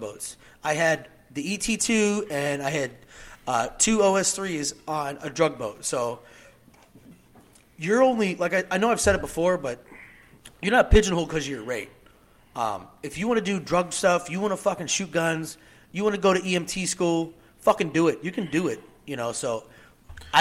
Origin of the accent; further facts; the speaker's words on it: Pennsylvania, United States; moved away as an adult; I'm from Pennsylvania